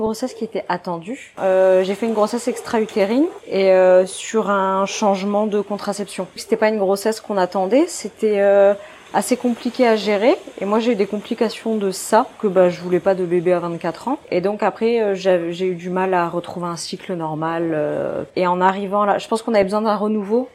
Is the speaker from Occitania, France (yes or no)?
no; Dunkirk, Hauts-de-France, France; moved away as an adult; also born or lived in Belgium; now in Réunion, France; je suis originaire du nord de la France, donc de Dunkerque